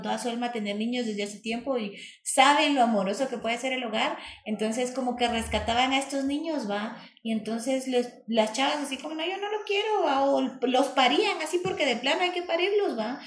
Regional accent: Guatemala; soy puro guatemalteco

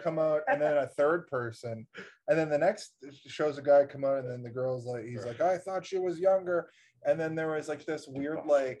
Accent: Nova Scotia, Canada; I'm from Nova Scotia.

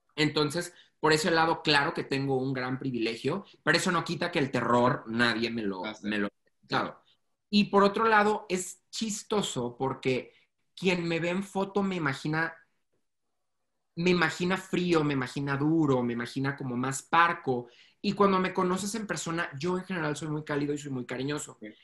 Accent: Mexico; soy mexicano

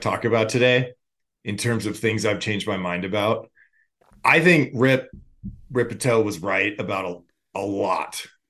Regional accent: Los Angeles, California, United States; I grew up in, or I'm from Los Angeles

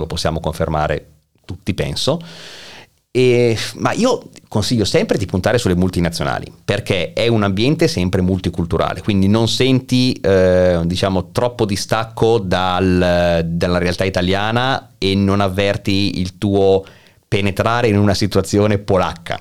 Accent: Milan, Lombardy, Italy; moved away as an adult; now in Kraków, Poland; essendo nato a Milano, quindi essendo un lombardo

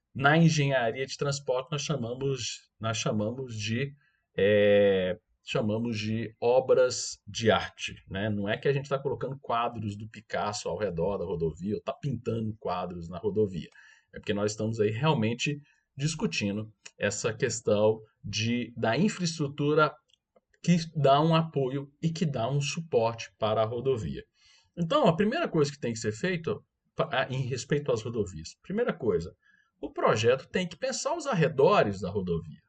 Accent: Goiânia, Goiás, Brazil; eu sou de Goiânia, moro em Goiânia, e como todo bom goiano

